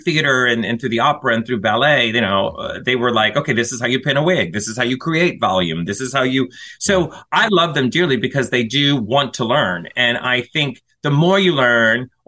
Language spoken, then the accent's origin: English; the South, United States; I'm from the South